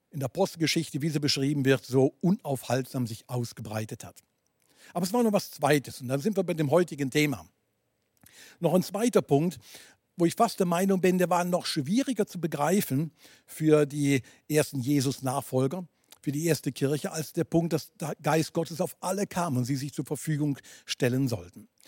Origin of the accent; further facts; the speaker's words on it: Basel, Switzerland; Ähm, du weißt, ich komme aus der Region Basel.